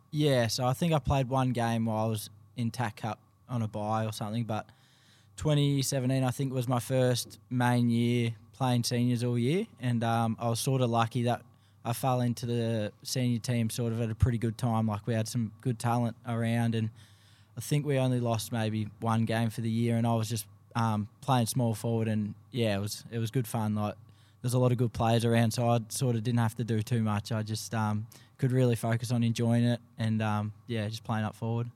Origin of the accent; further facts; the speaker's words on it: Geelong, Victoria, Australia; moved away as an adult; also born or lived in Queensland; now in Detroit, United States; born and bred in Geelong, um, played my local footy at Saint Joseph's down there